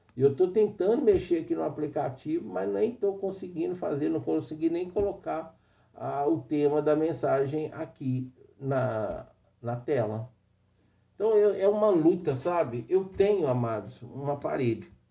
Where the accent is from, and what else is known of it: Brazil